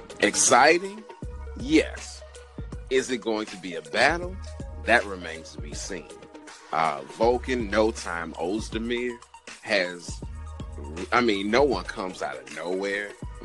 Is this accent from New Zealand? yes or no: no; Nigeria; You know, I am unashamedly Nigerian and unashamedly biased towards my fighters.